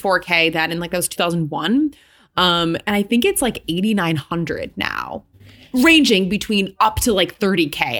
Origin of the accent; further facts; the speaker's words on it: Michigan, United States; now in New York, United States; I grew up in Michigan where, like, there's a lot of Catholic people where I grew up.